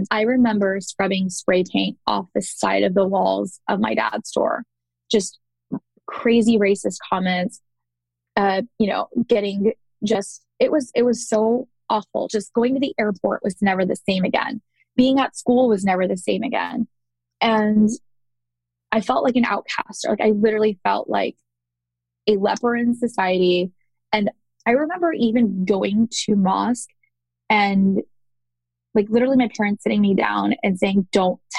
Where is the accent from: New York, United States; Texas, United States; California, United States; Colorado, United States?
Texas, United States; Dallas; also born or lived in Chicago, Illinois; And I was born in Chicago. So for those that don't know, I was actually born in Chicago, and then we moved to Dallas where my brother was born.